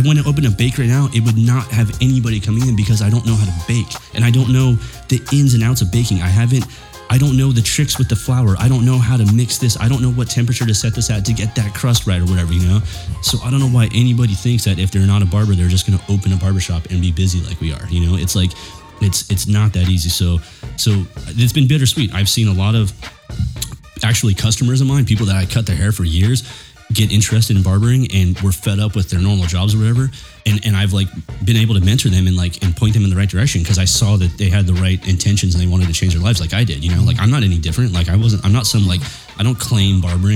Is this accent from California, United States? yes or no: yes; Chula Vista, California, United States; I grew up in Chula Vista at my grandma's pad